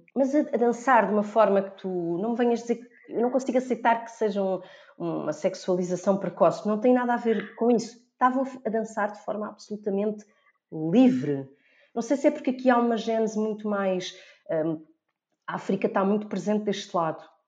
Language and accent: Portuguese; Almada, Lisbon, Portugal; eu sou da Almada